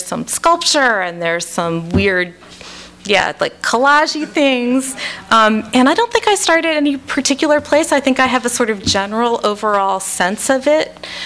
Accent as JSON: {"language": "English", "town": "Washington", "region": "District of Columbia", "country": "United States", "tie": "born or raised there", "said": "I grew up in the Washington, D.C. area, but I spent my summers on Cape Cod"}